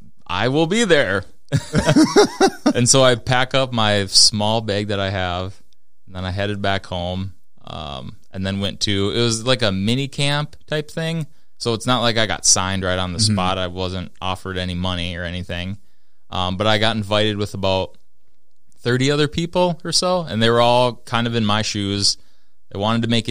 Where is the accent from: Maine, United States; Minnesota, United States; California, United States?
Minnesota, United States; also born or lived in Fargo, North Dakota; because I'm from Minnesota.